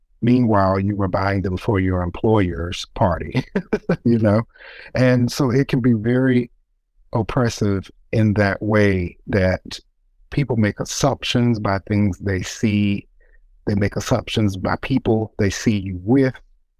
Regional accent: Elizabeth City, North Carolina, United States; moved away; I grew up in Elizabeth City, North Carolina, which is next door to South Mills, North Carolina.

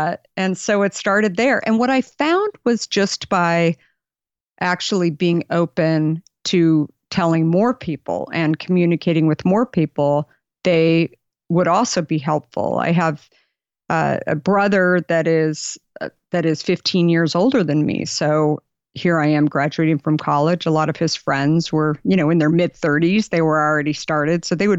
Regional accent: Arizona, United States; You know, I grew up in Arizona. My family, I was the last of five kids, super middle class.

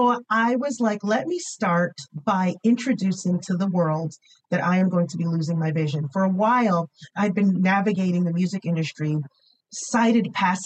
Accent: United States; I am an American, just like I'm a daughter of immigrants

